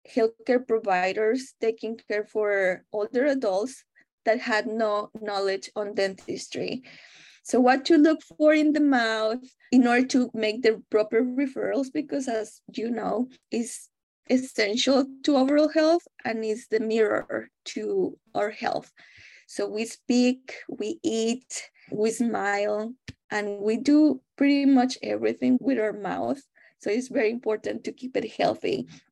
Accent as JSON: {"language": "English", "country": "Mexico", "second_language": "English", "moved": "as an adult", "lives_now": "United States", "said": "I am originally from Mexico"}